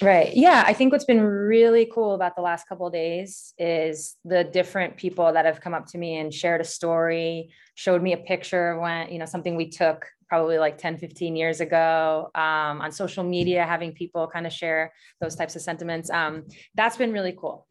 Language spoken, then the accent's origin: English; Syosset, New York, United States; moved away as an adult; also born or lived in Queens, New York / Seattle, Washington; I'm from Syosset